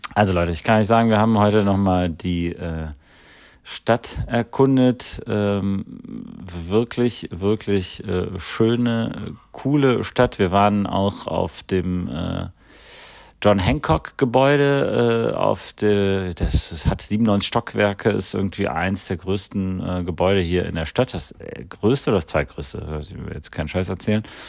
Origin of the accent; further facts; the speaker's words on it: Croatia; now in Cologne, Germany; mein Heimatland Kroatien